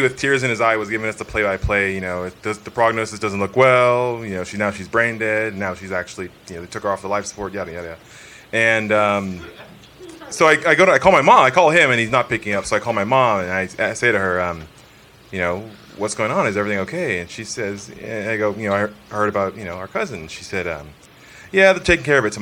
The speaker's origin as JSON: {"language": "English", "town": "San Diego", "region": "California", "country": "United States", "moved": "as an adult", "said": "from San Diego. And been here since November"}